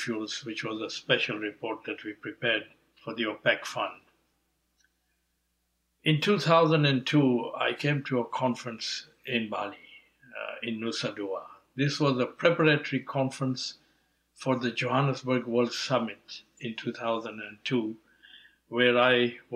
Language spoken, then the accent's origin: English; Nairobi, Kenya; moved away as an adult; also born or lived in England; I was born in Kenya, Nairobi, of Indian parents. So in a way, I have Indian heritage, African upbringing growing up in Kenya until the age of 18, European education in England